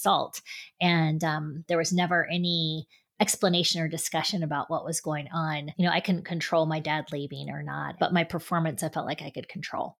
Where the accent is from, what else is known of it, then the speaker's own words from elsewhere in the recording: Westerville, Ohio, United States; I grew up in Westerville, Ohio, which is a suburb of Columbus